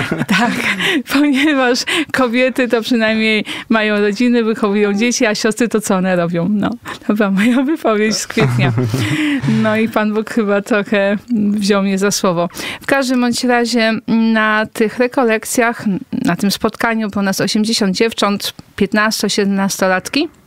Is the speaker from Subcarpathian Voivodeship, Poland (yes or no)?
no; Kuyavian-Pomeranian Voivodeship, Poland; Ja jestem, pochodzę z okolic Torunia.